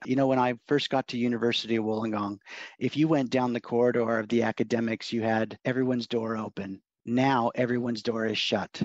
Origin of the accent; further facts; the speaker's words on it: Oregon, United States; also born or lived in Los Angeles, California / Portland, Oregon; I was born in Los Angeles, actually and when I was a year old, my folks moved up to Oregon farm area